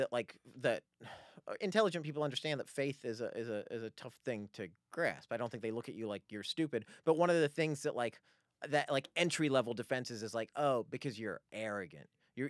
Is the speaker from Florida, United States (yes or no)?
yes; Tampa, Florida, United States; I grew up in Tampa.